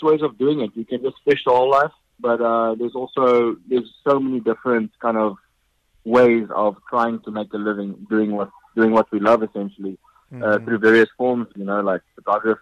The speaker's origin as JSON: {"language": "English", "town": "Pretoria", "region": "Gauteng", "country": "South Africa", "tie": "born or raised there", "moved": "yes", "said": "I was born in South Africa, a little town called Pretoria, where I actually grew up fishing for yellowfish and rainbow trout"}